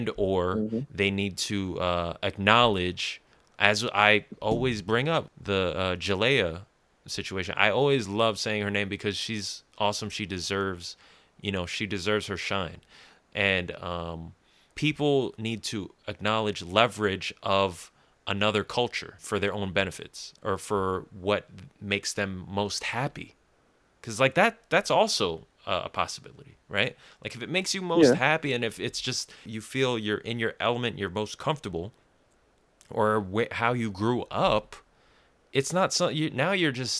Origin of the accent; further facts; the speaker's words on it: Jersey City, New Jersey, United States; I grew up in Jersey City